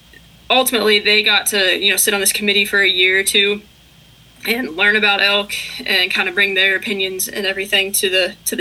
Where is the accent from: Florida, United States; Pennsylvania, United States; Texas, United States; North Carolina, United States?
Pennsylvania, United States; also born or lived in Georgia; now in Virginia, United States; That's what I grew up doing in Pennsylvania